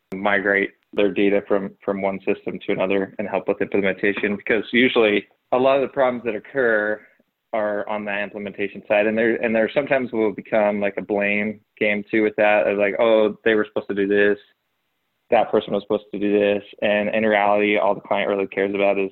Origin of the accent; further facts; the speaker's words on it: Logan, Utah, United States; now in Salt Lake Valley, United States; I grew up in Logan, Utah, smaller town, but not really